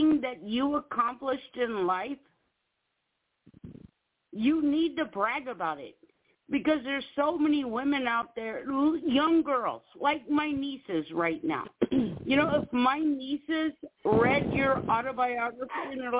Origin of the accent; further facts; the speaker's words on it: East Coast, United States; moved away; I'm from the East Coast